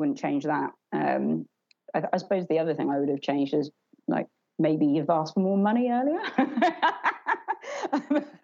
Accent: Essex, East of England, United Kingdom; I'm just from Essex and, you know, grew up not really in that kind of community

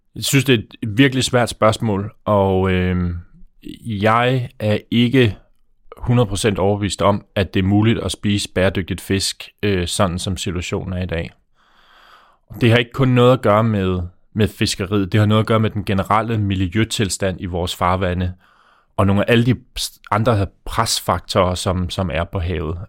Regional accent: Faroe Islands; now in Denmark; nu kommer jeg fra Færøerne øh, og bor her i Danmark

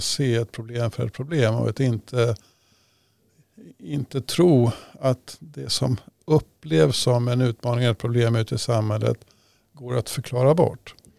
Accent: Upplands-Bro, Stockholm County, Sweden; i Upplandsbro där jag växte upp

